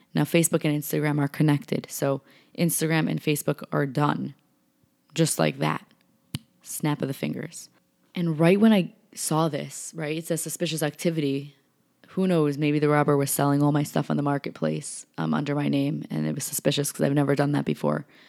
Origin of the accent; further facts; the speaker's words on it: New York, United States; I'm from New York.